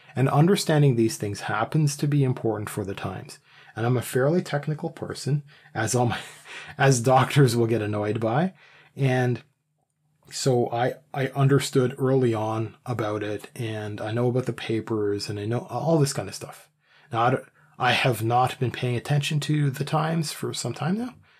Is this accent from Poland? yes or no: no; Canada; I'm Canadian.